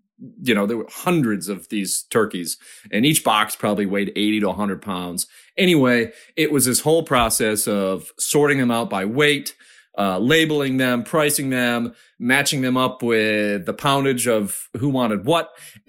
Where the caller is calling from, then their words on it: Charlotte, North Carolina, United States; I'm calling from Charlotte, North Carolina.